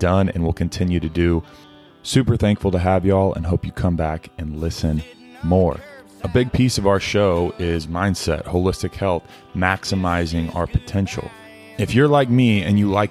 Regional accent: Keller, Texas, United States; also born or lived in Lubbock, Texas; I grew up in Fort Worth for 10 years in Keller. So right outside of Fort Worth, and then lived in Lubbock, Texas for 2 years

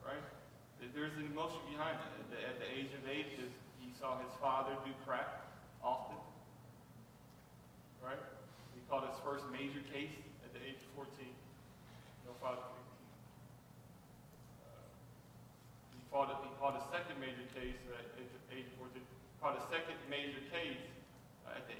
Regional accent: Detroit, Michigan, United States; I grew up in Detroit, I grew up fighting

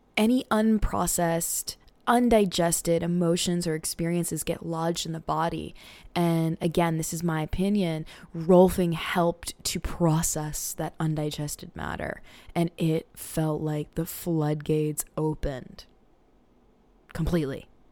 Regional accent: Portland, Maine, United States; I grew up on Mountjoy Hill in Portland, Maine

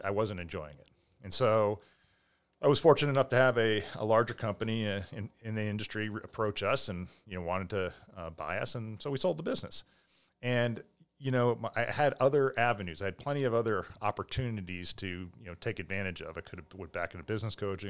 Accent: Millis, Massachusetts, United States; in Millis, and as a kid, four ninety-five was great

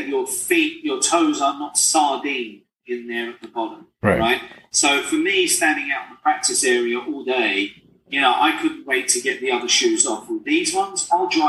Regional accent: England, United Kingdom; moved away; I'm just a poor immigrant boy from England.

